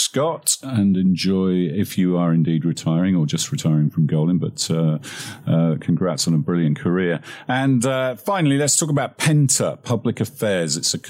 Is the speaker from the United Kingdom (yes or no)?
yes; England, United Kingdom; now in United States; I'm the Englishman who's not got up to speed with American sports